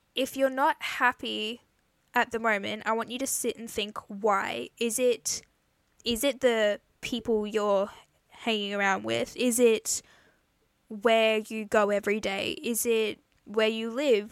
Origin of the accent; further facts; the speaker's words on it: Queensland, Australia; I'm from Australia in Queensland